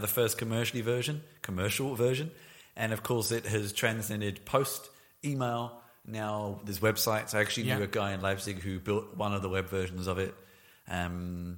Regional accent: England, United Kingdom; moved away; we're both English originally

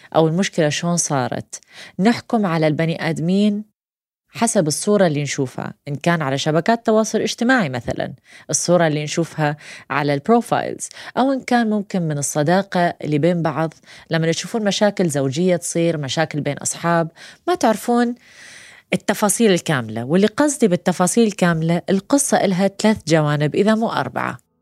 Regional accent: Iraq; احنا عراقيين

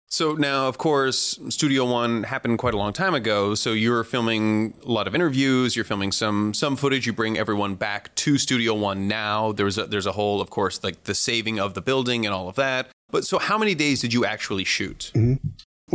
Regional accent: San Francisco Bay Area, California, United States; I was raised in the San Francisco Bay Area

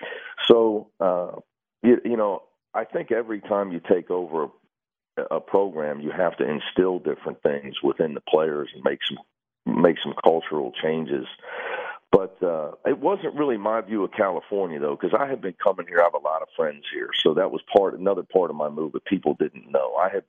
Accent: Coleraine, Northern Ireland, United Kingdom; now in Los Angeles, United States; You know, I grew up in Coleraine, man.

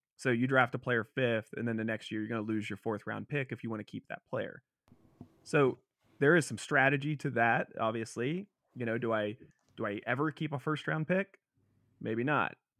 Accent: Cincinnati, Ohio, United States; I'm from Cincinnati

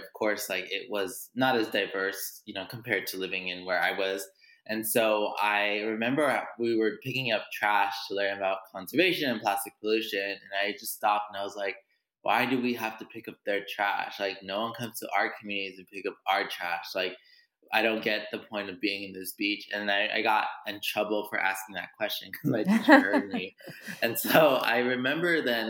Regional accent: Los Angeles, California, United States; I grew up in Los Angeles, California, also known as Tongvaland

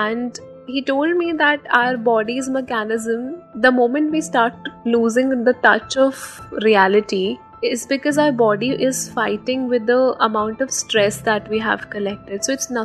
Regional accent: Haryana, India; moved away as an adult; now in Delhi, India; I'm basically from Haryana, but it's been 6 years that I'm living in Delhi for my education

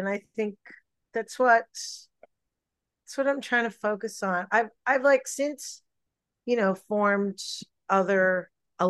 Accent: India; blame it on being Indian, blame it on my Bollywood influences.

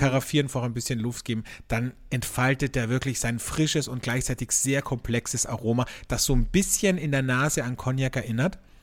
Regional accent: Carinthia, Austria; now in Vienna, Austria; bei mir in meiner Heimat in Kärnten

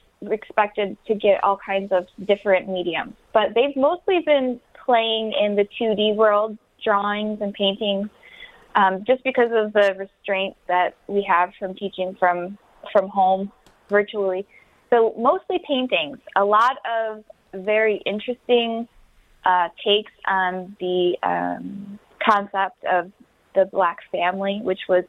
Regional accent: Wyandotte, Michigan, United States; moved away as an adult; now in Detroit, United States; I'm originally from Wyandotte. I live here now

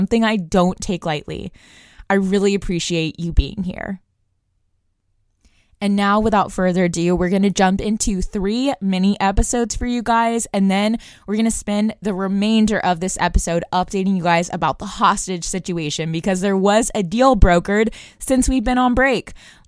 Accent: Brussels, Brussels-Capital Region, Belgium; I also attended an international school growing up in Brussels, Belgium, and it's that type of global perspective that I bring to the show.

